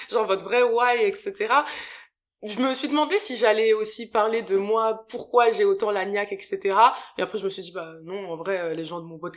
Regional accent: France; born there; C'est mes parents qui ont immigré en France. Ils sont venus à la fin des années 90 et euh, moi je suis née en France pour le coup

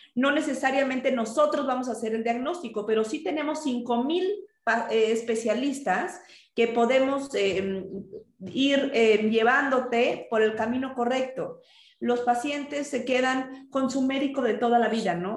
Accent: Mexico; estamos nosotros acostumbrados en México

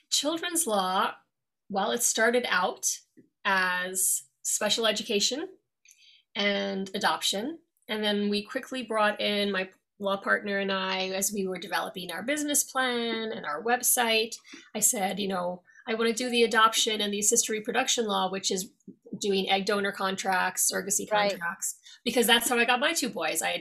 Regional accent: New York, United States; also born or lived in Dublin, Ireland; I've been living here since 1999. And uh, originally, I'm from New York. I was born there, um, grew up there for most of my life. However, ages 8 to 16, I actually lived in Dublin, Ireland.

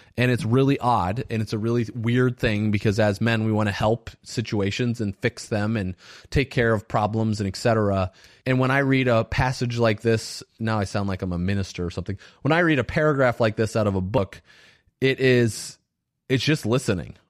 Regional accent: Valparaiso, Indiana, United States; I grew up in Valparaiso, Indiana, which is a predominantly white town

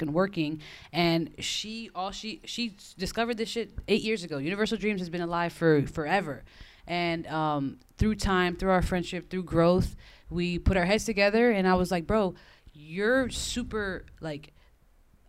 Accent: Orlando, Florida, United States; moved away as an adult; also born or lived in Queens, New York / Fort Lauderdale, Florida / Miami, Florida; now in Los Angeles, United States; I was born in New York, Queens, New York, raised in Orlando, Florida.

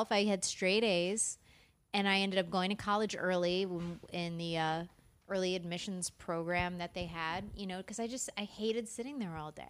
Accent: South Florida, United States; also born or lived in Long Island, New York; that's where I grew up, South Florida.

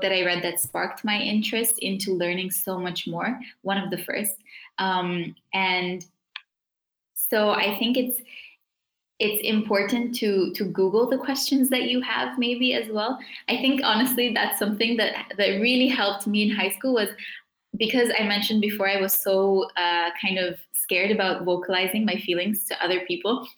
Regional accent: South Africa; moved away; the community that I grew up in in South Africa

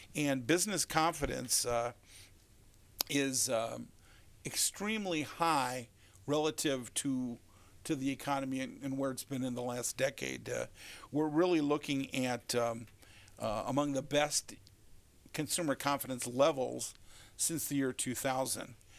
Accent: Detroit, Michigan, United States; born or raised there

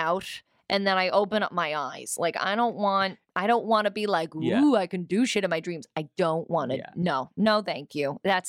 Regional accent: New York, United States; I'm such a New Yorker.

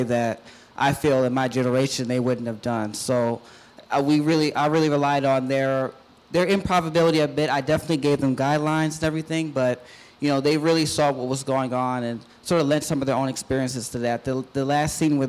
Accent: Baltimore, Maryland, United States; I'm a filmmaker from Baltimore

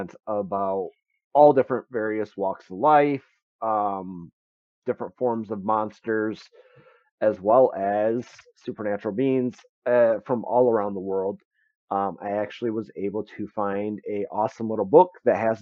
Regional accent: Michigan, United States; we're actually from Michigan

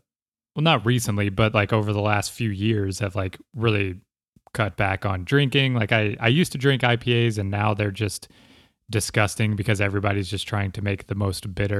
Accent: Ireland; You know, I had always just blamed it on being Irish, like being able to not have a hangover.

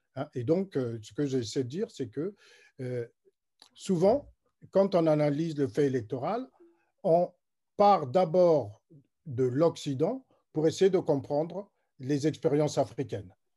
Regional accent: Republic of the Congo; je suis congolais

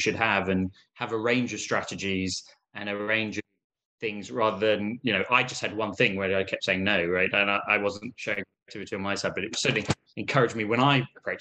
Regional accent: United Kingdom; although I was raised in Britain, I'm actually of Palestinian origin

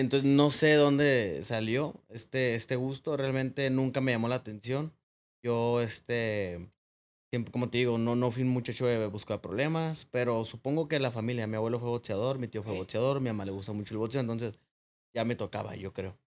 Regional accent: Tijuana, Baja California, Mexico; Yo me crié en Planice, una colonia allá por el Cucapá, por el ejido Matamoros

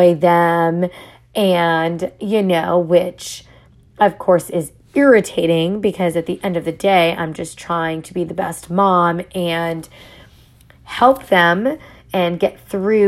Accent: New York, United States; accent: New York; I'm also from New York, so, you know, you may hear some my accent come out

